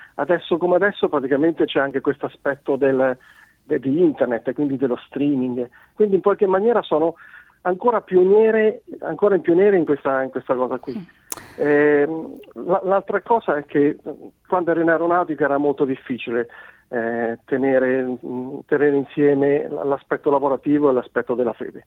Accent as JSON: {"language": "Italian", "region": "Marche", "country": "Italy", "accent": "marchigiano", "moved": "yes", "lives_now": "Cesena, Italy", "said": "sono marchigiano, come si sente dalla, da, dalla mm. parlata, ma non vivo, non vivo nelle Marche. In questo momento Vivo, vivo in Romagna, a Cesena"}